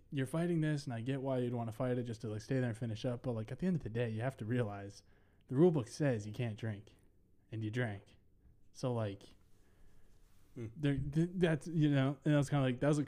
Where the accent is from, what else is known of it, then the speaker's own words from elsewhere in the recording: Minnesota, United States; also born or lived in Ohio; I'm from Minnesota